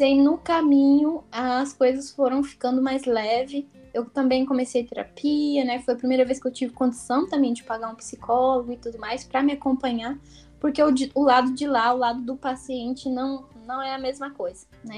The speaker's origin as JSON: {"language": "Portuguese", "country": "Brazil", "tie": "born or raised there", "also_born_or_lived": "United States", "moved": "as an adult", "lives_now": "France", "said": "nunca tinha saído do Brasil. Primeira vez que eu saí foi com 21, 20 anos"}